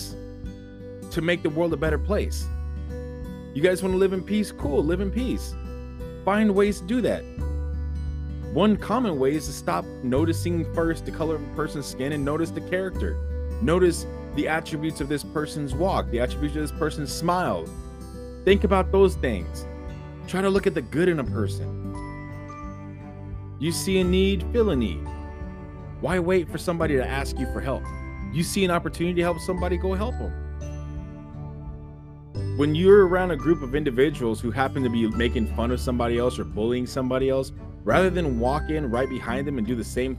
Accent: United States; we're American

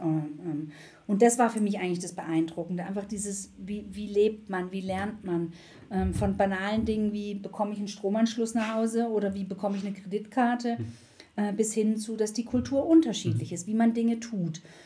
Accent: Black Forest, Baden-Württemberg, Germany; moved away as an adult; also born or lived in Munich / Frankfurt; ich komme aus dem Schwarzwald

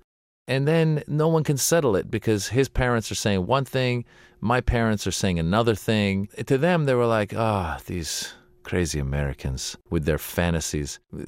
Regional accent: Iran; moved away; I was born in Iran

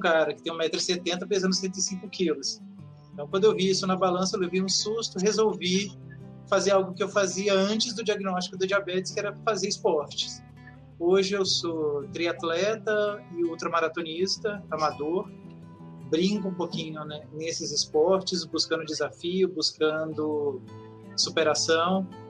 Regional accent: Brasília, Federal District, Brazil; sou de Brasília, tenho 42 anos

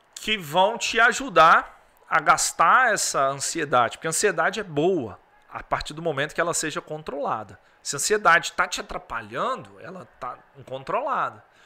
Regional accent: Governador Valadares, Minas Gerais, Brazil; Sou aqui de Valadares, uma cidade quente

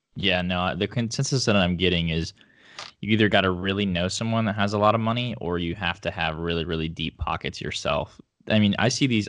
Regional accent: northeast Oklahoma, United States; there's a lot of um, segmented land where I grew up in like northeast Oklahoma

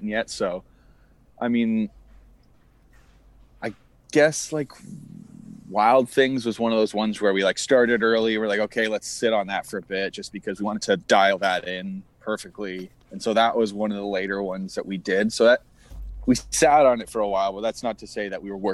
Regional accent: Toronto, Ontario, Canada; growing up in Toronto, in the Toronto area

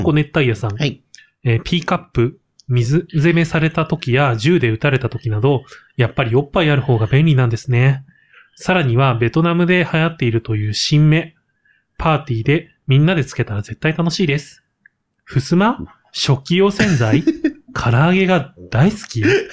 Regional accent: Gunma, Japan; moved away; 僕も方言のあんまり強くない地域で育った

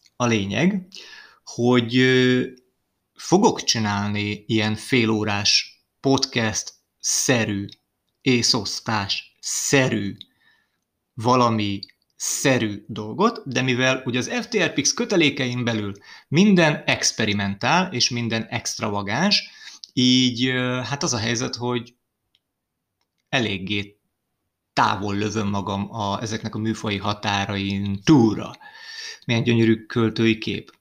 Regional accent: Hungary; ide születtem

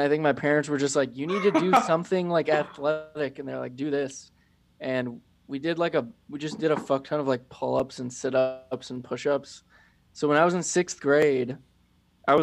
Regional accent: Florida, United States; moved away; I grew up in Florida

